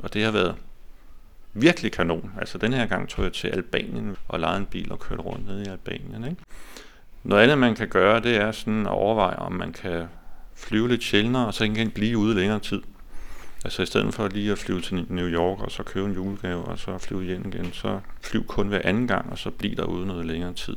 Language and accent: Danish; Denmark; som danskere